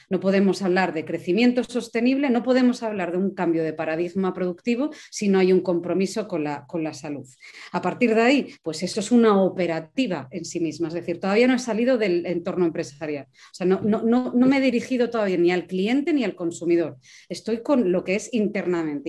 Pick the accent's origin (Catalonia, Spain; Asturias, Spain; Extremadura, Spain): Asturias, Spain; yo que soy asturiana